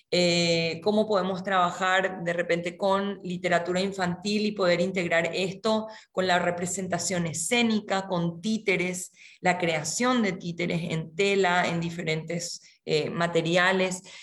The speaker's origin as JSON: {"language": "Spanish", "country": "Paraguay", "tie": "born or raised there", "also_born_or_lived": "Córdoba, Argentina / Misiones, Argentina", "said": "nací en Córdoba, Argentina. Vengo de, una familia de tradición musical, específicamente coral, de Argentina. Mi familia se trasladó a Paraguay por temas laborales cuando yo era muy chica, así que me crié en este país"}